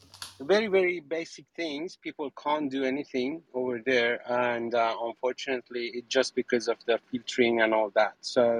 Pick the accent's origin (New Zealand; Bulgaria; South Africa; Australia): Australia; English is a second language; also born or lived in Iran; I'm from Australia, but I born in Iran.